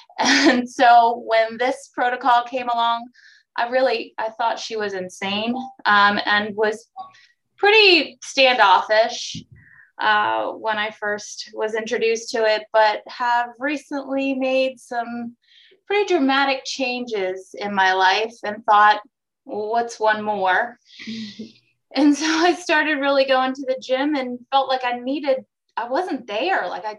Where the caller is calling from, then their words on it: Maryland, United States; I'm in Maryland.